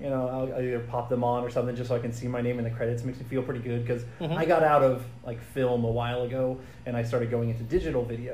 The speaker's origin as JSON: {"language": "English", "town": "Cumming", "region": "Georgia", "country": "United States", "tie": "born or raised there", "also_born_or_lived": "Iowa / Los Angeles, California / Denver, Colorado", "moved": "as an adult", "lives_now": "LaGrange, United States", "said": "I grew up in the Cumming and then Alpharetta and Roswell area through or up until high school"}